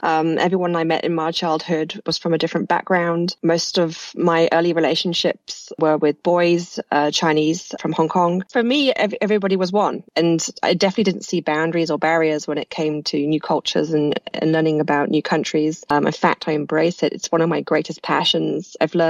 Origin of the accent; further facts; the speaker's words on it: United Kingdom; moved away as an adult; also born or lived in New York; now in Miami, United States; But I am British. I moved over to the US about 5 years ago now and to be married to my now husband and settled here in Miami.